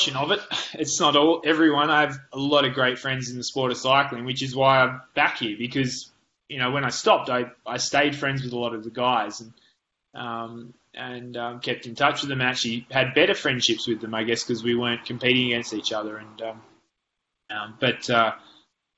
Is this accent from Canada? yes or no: no; Lord Howe Island, New South Wales, Australia; I grew up, you know, on an island with 300 people